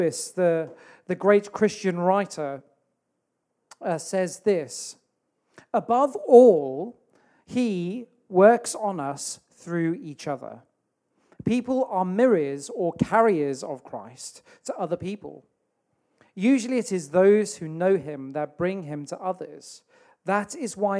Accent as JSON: {"language": "English", "country": "South Africa", "tie": "born or raised there", "moved": "yes", "lives_now": "Telford, United Kingdom", "said": "Where I grew up in South Africa"}